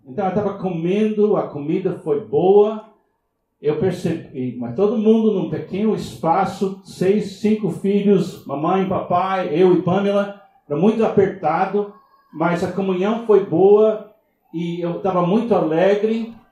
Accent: Miami, Florida, United States; Portuguese is a second language; moved away; nasci em Miami, nos Estados Unidos

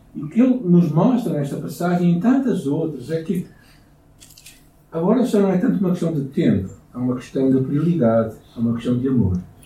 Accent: Portugal; como bons portugueses

